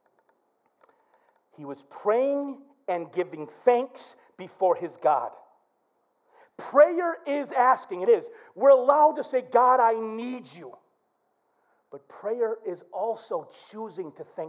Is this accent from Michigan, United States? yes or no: yes; Flint, Michigan, United States; growing up in Flint made me tough as nails